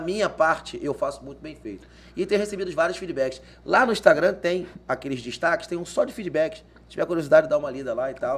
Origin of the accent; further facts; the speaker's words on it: Rio de Janeiro, Brazil; accent: Carioca; moved away as an adult; now in Cuiabá, Brazil; Sou original do Rio de Janeiro, made in Rio, da Gema